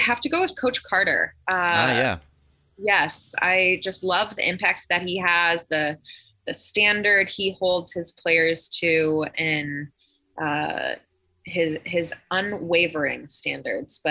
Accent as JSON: {"language": "English", "country": "Canada", "tie": "born or raised there", "said": "I grew up in Canada"}